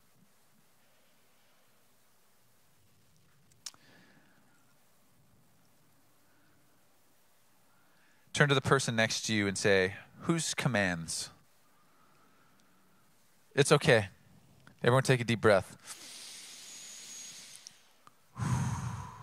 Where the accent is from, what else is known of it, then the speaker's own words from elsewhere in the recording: Oceanside, California, United States; Growing up in Oceanside, I grew up by a large military installation, Camp Pendleton